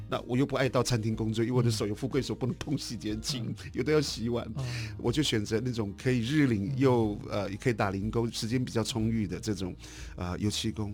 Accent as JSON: {"language": "Chinese", "town": "Yuli", "region": "Hualien County", "country": "Taiwan", "tie": "born or raised there", "also_born_or_lived": "London", "moved": "as an adult", "lives_now": "Edinburgh, United Kingdom", "said": "我小的时候就出生在一个，呃，天高地阔的华东纵谷"}